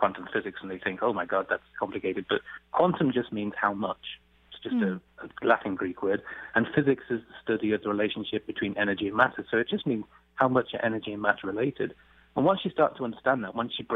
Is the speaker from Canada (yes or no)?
no; England, United Kingdom; moved away; I come from England